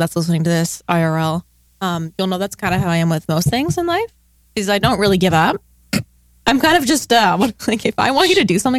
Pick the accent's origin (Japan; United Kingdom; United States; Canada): Canada; We're from Canada.